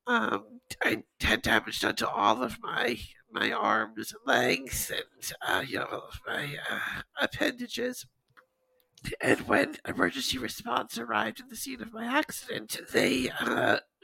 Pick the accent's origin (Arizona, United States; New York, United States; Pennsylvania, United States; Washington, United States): New York, United States; Long Island; I grew up here on Long Island in New York, a little bit east of New York City